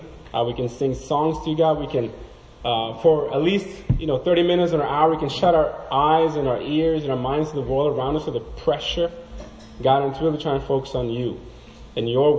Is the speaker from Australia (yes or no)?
no; Norway; I'm from Norway